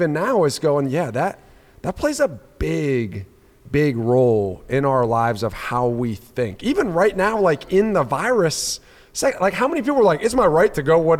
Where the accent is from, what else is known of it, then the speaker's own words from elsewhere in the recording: United States; as an American, I find a lot of my individualism in being an American.